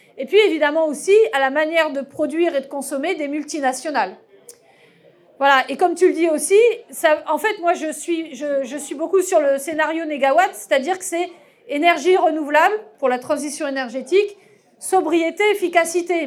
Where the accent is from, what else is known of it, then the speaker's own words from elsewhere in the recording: France; notre mode de consommation moyen en tant que Français